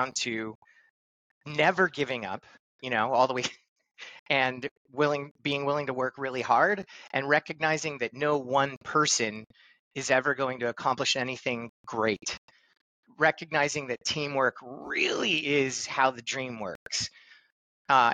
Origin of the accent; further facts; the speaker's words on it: Los Angeles, California, United States; I grew up in Los Angeles, California